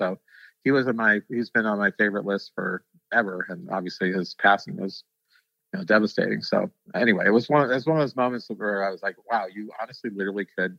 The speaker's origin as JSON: {"language": "English", "town": "St. Louis", "region": "Missouri", "country": "United States", "tie": "born or raised there", "said": "born and raised in St. Louis."}